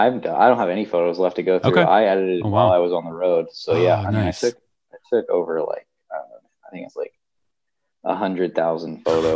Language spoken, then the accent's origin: English; Buford, Georgia, United States; moved away as an adult; also born or lived in Colorado; I grew up in Buford, Georgia, which is actually where I am today. I'm in Buford, Georgia, and I'm at my parents' farm.